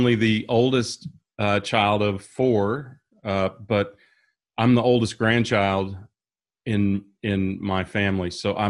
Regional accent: Kansas, United States; So, I'm originally from Kansas, a small town that most people wouldn't even know, but I've lived all over the states.

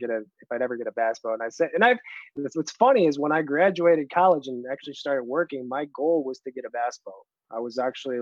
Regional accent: Seneca Falls, New York, United States; moved away; my hometown is Seneca Falls, New York. Finger Lakes

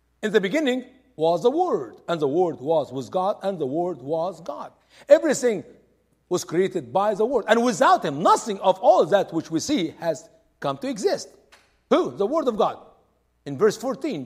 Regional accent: Egypt; now in United States; I'm from Egypt.

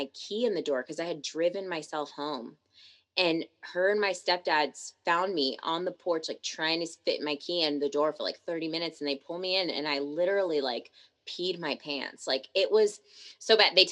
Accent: Tacoma, Washington, United States; also born or lived in Seattle; I come from Tacoma, which is like a smaller city on the outskirts of Seattle

